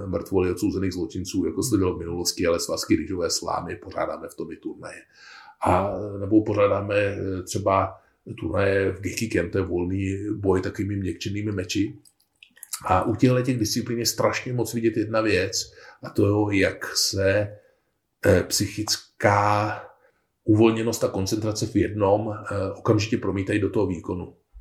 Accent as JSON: {"language": "Czech", "region": "Bohemia", "country": "Czechia", "said": "u nás v Čechách"}